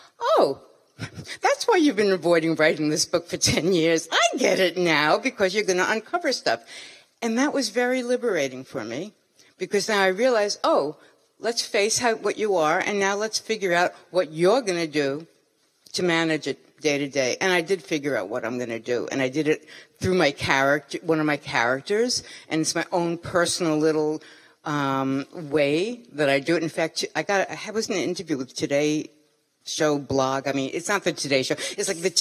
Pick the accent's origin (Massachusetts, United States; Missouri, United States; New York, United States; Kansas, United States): New York, United States; New York City; I'm from Brooklyn.